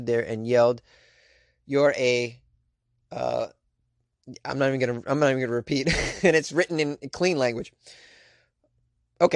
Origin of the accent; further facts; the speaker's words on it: New England, United States; I'm from New England